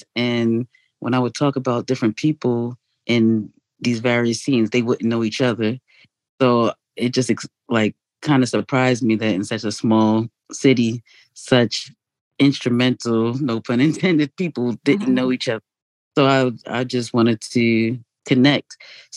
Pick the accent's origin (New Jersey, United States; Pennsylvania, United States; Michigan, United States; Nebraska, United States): New Jersey, United States; moved away as an adult; also born or lived in England / Jamaica; now in Baltimore, United States; I'm Jamaican, born in England, raised in Jersey.